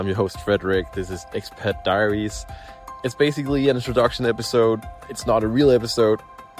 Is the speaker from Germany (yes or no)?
no; Denmark; I'm from Denmark, lives about 80 years. A man is expected to live 80 years. I'm 26 years old